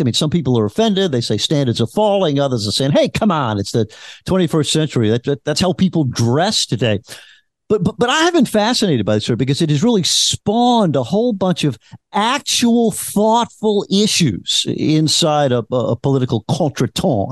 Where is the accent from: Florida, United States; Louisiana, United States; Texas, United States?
Louisiana, United States; I am from Louisiana